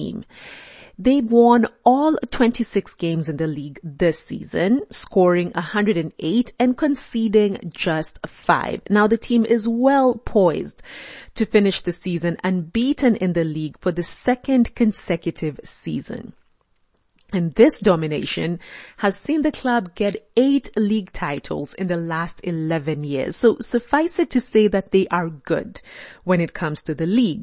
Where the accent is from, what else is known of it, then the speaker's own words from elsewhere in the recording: Kenya; I'm Kenyan